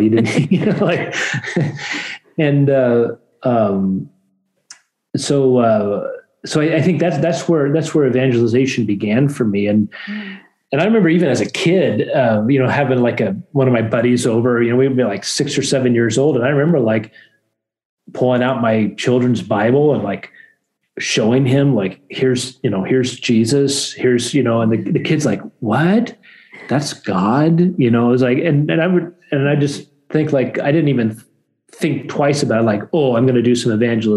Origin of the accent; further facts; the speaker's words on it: Corvallis, Oregon, United States; also born or lived in San Diego; I grew up in Corvallis.